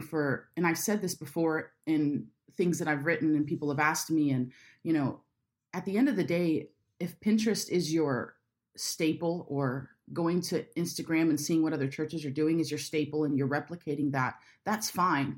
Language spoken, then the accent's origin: English; Jacksonville, Florida, United States; I'm from Jacksonville